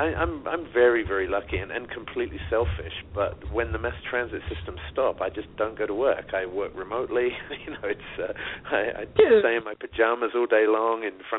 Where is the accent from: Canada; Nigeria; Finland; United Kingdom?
United Kingdom; England; now in New York, United States; growing up in England